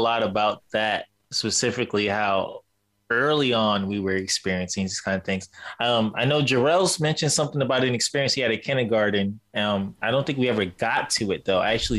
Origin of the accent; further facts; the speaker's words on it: New York City, New York, United States; now in California, United States; when I first came out to California, because growing up in New York City, where our projects are like buildings, no grass, no trees, none of that crap.